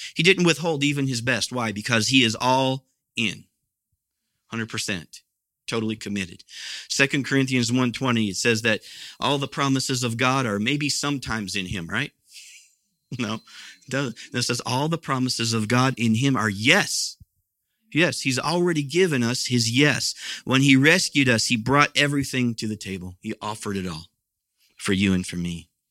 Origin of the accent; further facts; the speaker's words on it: Midwest, United States; moved away; where I grew up was out in the Midwest